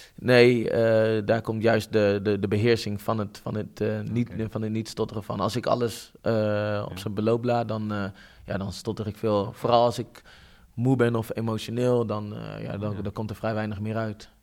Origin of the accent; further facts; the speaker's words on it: Netherlands; ik ben Nederlander